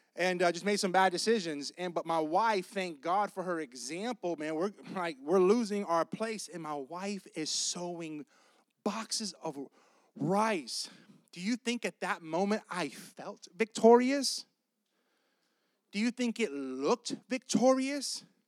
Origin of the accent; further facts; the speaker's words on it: Tampa, Florida, United States; I'm from Tampa, and Claremont